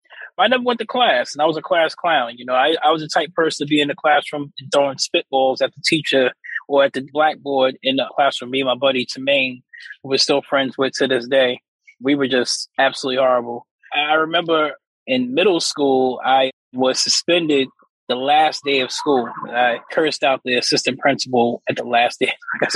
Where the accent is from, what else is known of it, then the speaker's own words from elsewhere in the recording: South Jamaica, New York, United States; So I grew up in South Jamaica. I had a great family household. You know, my dad would always be by there. It was me and my brother.